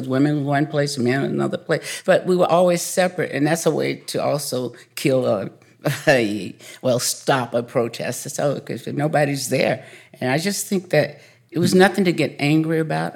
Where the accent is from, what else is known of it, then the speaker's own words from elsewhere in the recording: a smaller town in Georgia, United States; I grew up in a, a smaller town in Georgia, and, uh, I grew up on a dairy farm